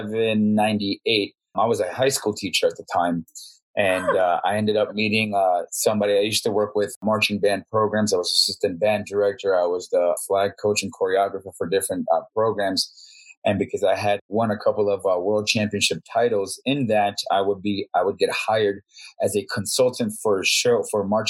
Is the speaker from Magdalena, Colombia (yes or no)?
no; Bogotá, Colombia; now in Las Vegas, United States; I grew up in Bogota, Colombia